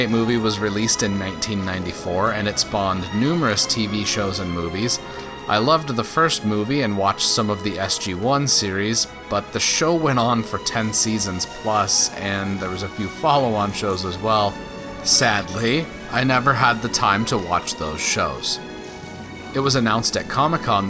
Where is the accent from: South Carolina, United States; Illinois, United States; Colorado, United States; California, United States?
Colorado, United States; As a native Coloradan